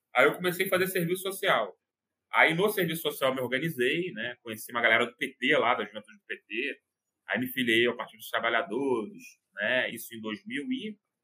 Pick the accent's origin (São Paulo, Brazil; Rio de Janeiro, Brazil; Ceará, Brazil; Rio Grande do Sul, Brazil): Rio de Janeiro, Brazil; eu sou aqui do Rio de Janeiro